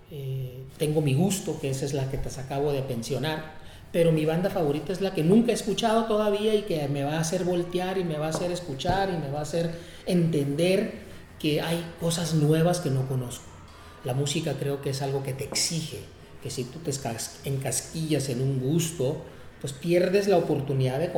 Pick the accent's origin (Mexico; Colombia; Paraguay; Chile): Mexico; Tijuana, Baja California; also born or lived in San Diego; soy de Tijuana, nacido en San Diego, eh, pero criado en Tijuana.